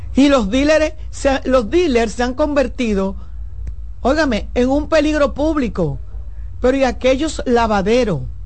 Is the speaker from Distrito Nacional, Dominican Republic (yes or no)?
yes; Santo Domingo, Distrito Nacional, Dominican Republic; yo nací en la, en la clínica Doctor Rosario, ahí en el ensanche Luperón, y me crié